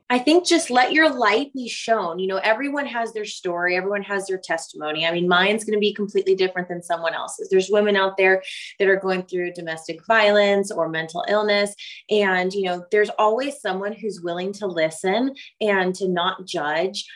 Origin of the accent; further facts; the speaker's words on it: Oakland, California, United States; moved away as an adult; now in Waco, United States; I grew up in Northern California on the outskirts of Oakland